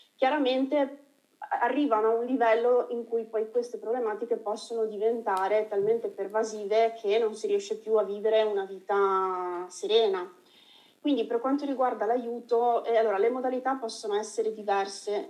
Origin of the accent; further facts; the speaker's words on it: Veneto, Italy; Io essendo veneta